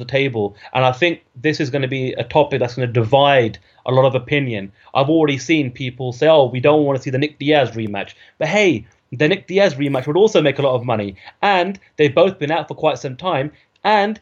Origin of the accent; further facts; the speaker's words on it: United Kingdom; as a Brit, as a journalist of the sport